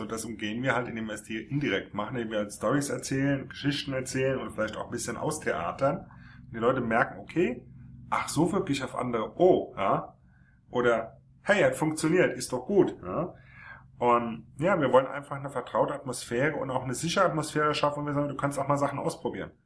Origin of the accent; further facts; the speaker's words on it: Frankfurt am Main, Hesse, Germany; gebürtig Frankfurt am Main.